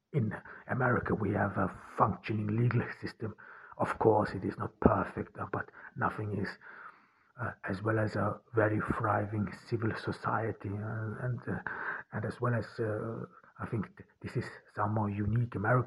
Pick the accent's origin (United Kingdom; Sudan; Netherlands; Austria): Austria; English is a second language; moved away as an adult; also born or lived in Hamburg, Germany; now in Germany; I was born in Austria, I grew up in Austria